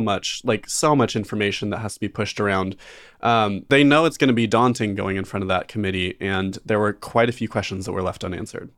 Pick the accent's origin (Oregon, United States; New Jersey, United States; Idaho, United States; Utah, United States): Idaho, United States; growing up in Idaho, a lot of, a lot of people get a job when they're sixteen and start paying taxes right away. I know I did